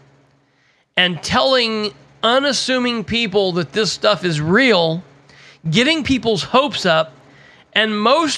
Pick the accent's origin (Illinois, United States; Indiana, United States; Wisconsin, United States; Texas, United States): Indiana, United States; Muncie; my home state of Indiana, definitely in East Central Indiana, definitely in my city of Muncie, Indiana